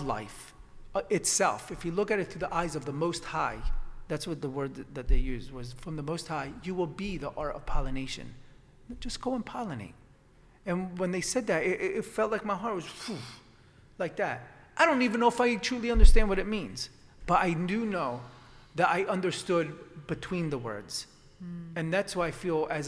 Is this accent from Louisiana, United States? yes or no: no; Warminster, Pennsylvania, United States; also born or lived in Italy; I grew up in Warminster. My family's from Italy, but I was born here